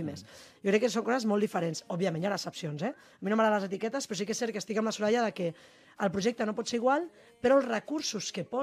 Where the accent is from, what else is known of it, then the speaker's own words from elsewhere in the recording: Barcelona, Catalonia, Spain; però jo soc de Barcelona.